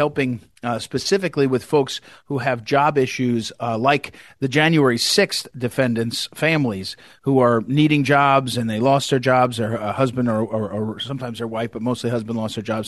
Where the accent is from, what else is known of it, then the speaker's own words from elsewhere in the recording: Missouri, United States; my home state of Missouri